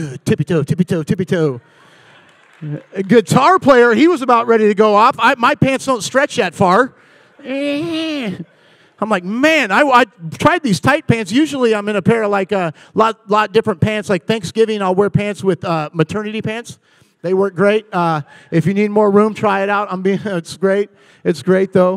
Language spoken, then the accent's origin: English; Puyallup, Washington, United States; moved away as an adult; now in Thousand Oaks, United States; I am originally from Puyallup, Washington